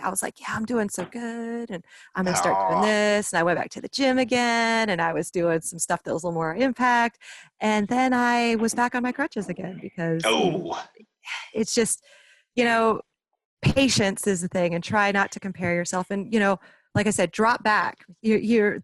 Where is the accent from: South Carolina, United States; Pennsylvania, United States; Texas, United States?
South Carolina, United States; Myrtle Beach; moved away; I'm originally from Myrtle Beach, South Carolina.